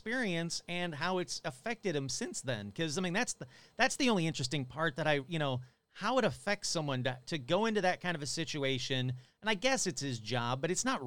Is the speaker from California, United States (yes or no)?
no; Michigan, United States; I grew up in Michigan